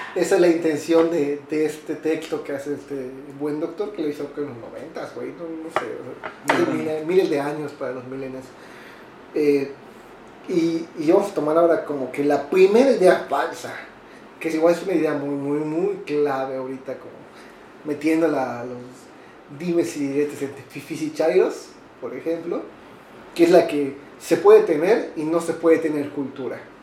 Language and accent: Spanish; Yucatán, Mexico; yo, como yucateco